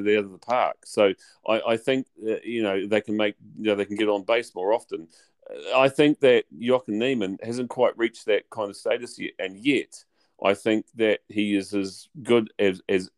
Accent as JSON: {"language": "English", "country": "New Zealand", "said": "as a New Zealander"}